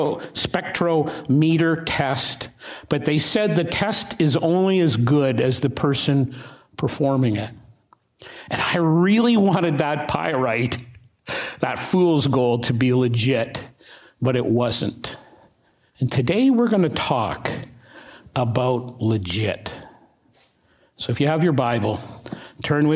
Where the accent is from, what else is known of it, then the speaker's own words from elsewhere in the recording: Regina, Saskatchewan, Canada; I was 7, maybe 8 years of age, growing up in Regina